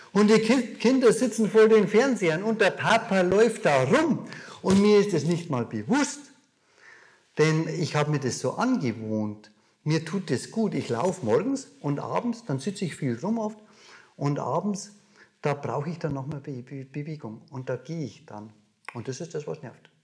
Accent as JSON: {"language": "German", "town": "Mosen", "region": "Bavaria", "country": "Germany", "tie": "born or raised there", "accent": "Bavarian", "said": "Wir sind inmitten in Bayern, wie du an meinem Dialekt vielleicht hörst. Mosen, ein kleines Dorf, von München nicht allzu weit weg. Und da bin ich groß geworden. Da bin ich aufgewachsen."}